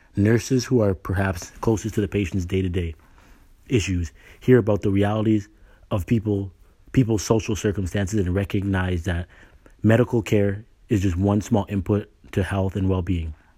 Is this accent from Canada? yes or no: yes; Canada; moved away as an adult; now in United States; I was born and raised in Canada, you know. I got a scholarship to the States. That's what brought me here, and I married an American. I've been here since college